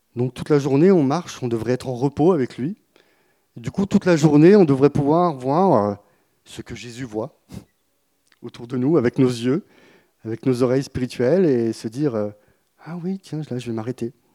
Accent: Burgundy, Bourgogne-Franche-Comté, France; moved away; also born or lived in Marseille; je viens de la Bourgogne, dans... de la campagne

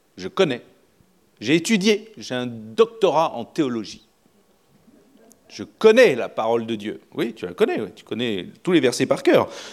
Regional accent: France; On est français

